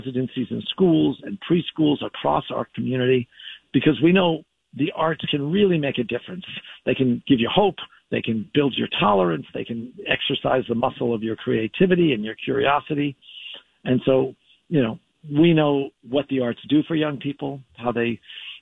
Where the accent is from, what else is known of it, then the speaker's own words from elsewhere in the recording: Southern California, United States; I grew up in Southern California